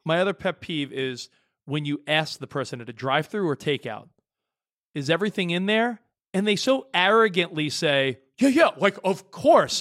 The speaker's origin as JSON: {"language": "English", "region": "New York", "country": "United States", "tie": "born or raised there", "moved": "yes", "lives_now": "Los Angeles, United States", "said": "I grew up in New York and I live in L"}